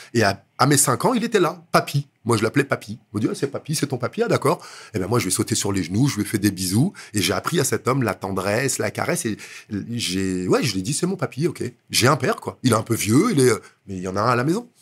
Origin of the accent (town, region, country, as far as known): Villejuif, Île-de-France, France; born or raised there; also born or lived in Dakar, Senegal